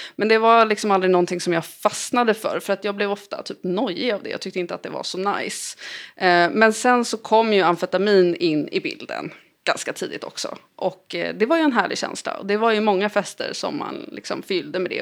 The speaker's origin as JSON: {"language": "Swedish", "town": "Lidingö", "region": "Stockholm County", "country": "Sweden", "tie": "born or raised there", "said": "jag växte upp på Lidingö."}